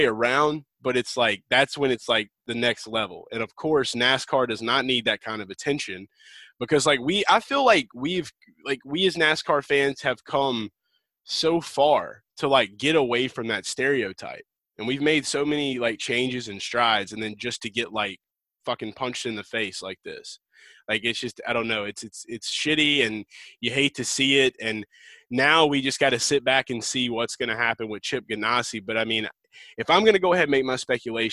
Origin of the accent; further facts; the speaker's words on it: the South, United States; I'm from the South